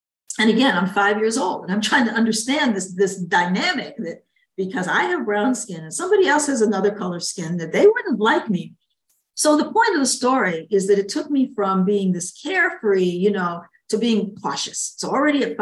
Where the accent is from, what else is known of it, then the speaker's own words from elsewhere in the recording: Niagara Falls, New York, United States; also born or lived in Buffalo, New York / Washington, D.C. / Barbados; now in North Carolina, United States; I actually grew up in Niagara Falls, New York.